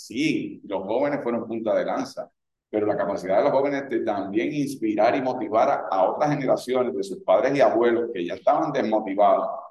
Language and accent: Spanish; Puerto Rico; lo que soy como puertorriqueño